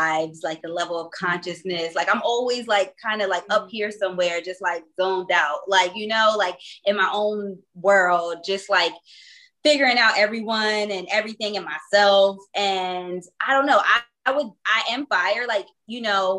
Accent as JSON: {"language": "English", "region": "New Jersey", "country": "United States", "said": "we're from Jersey, South Jersey"}